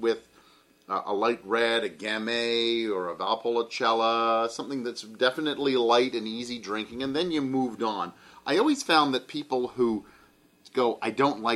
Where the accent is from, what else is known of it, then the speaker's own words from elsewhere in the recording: Canada; we're Canadian